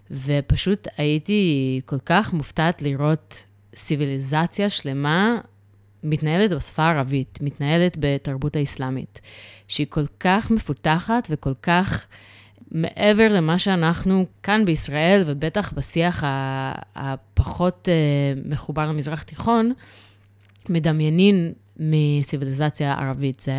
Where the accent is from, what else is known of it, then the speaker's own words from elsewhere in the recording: New York, United States; now in Israel; גדלתי בניו יורק, ושם uh, אני גדלתי בסביבה של פוסט uh, uh, התאומים.